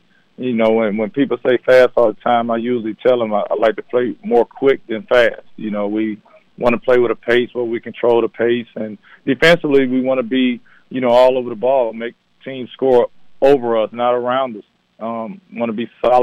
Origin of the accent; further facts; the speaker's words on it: Jackson, Mississippi, United States; Born and raised in Jackson